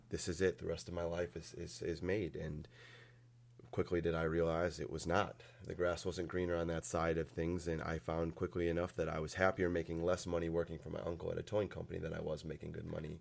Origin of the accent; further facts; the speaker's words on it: Valparaiso, Indiana, United States; also born or lived in Chesterton, Indiana; when I was probably three years old, we moved out here to Valpo, or out to Valpo and stayed there